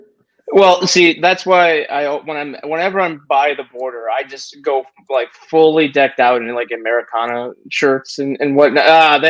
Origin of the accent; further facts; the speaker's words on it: Illinois, United States; I wish I was from Texas. Illinois.